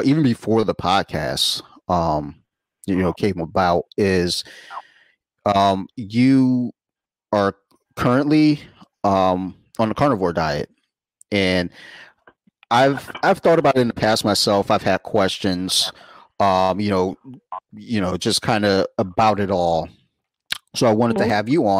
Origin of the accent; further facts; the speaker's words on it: Columbia, Maryland, United States; I'm from Howard County. Like, or, you know, the most part, you know, Columbia.